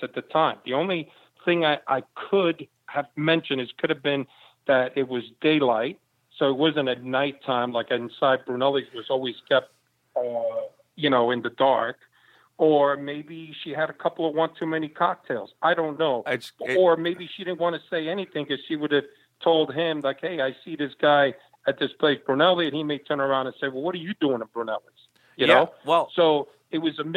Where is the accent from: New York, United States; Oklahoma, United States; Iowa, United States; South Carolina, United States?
New York, United States; New York City; also born or lived in Havana, Cuba; Not only did I grow up in the Bronx, I grew up in the Bronx